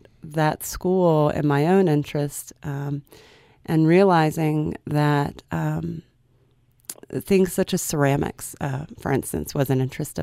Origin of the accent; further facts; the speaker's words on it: South Carolina, United States; moved away as an adult; also born or lived in London; I'm from South Carolina, but I was going into graduate school in London